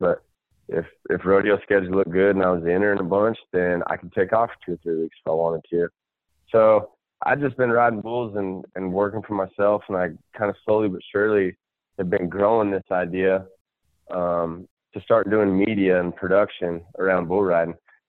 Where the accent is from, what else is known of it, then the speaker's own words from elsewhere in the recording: Nebraska, United States; also born or lived in Kansas; I'm from Nebraska. That's where I call home, home. I was born in Kansas because my dad was stationed there.